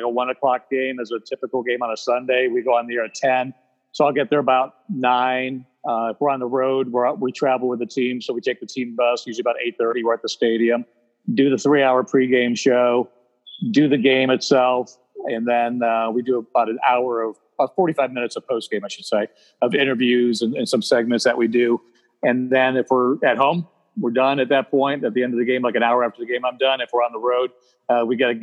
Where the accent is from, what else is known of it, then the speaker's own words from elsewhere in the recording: Ohio, United States; moved away as an adult; now in Charlotte, United States; I grew up in Ohio